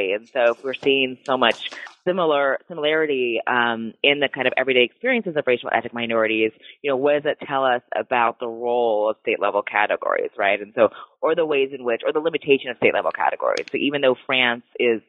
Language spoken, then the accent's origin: English; United States; primarily as an American researcher.